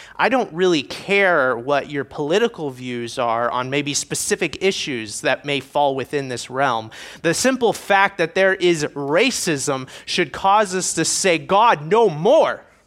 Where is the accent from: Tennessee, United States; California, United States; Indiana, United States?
Indiana, United States; moved away; I am from Indiana originally